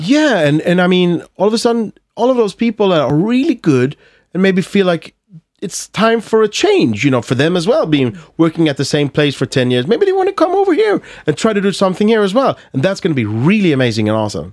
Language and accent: English; Malmö, Skåne, Sweden; accent: Scanian (skånska); English is a second language; I'm from Malmö, so I have this, I, I, I speak, uh, skånska.